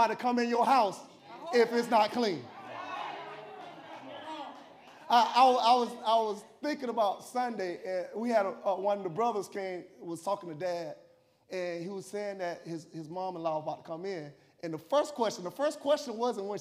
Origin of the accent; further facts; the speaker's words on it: Tallahassee, Florida, United States; moved away; I came from Tallahassee, and I came from this, we was in the housing projects, and they had something called Tallahassee Housing Authority